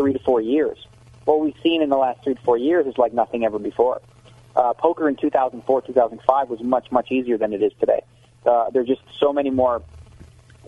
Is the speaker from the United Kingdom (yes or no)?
no; Canada; now in United States; I'm Canadian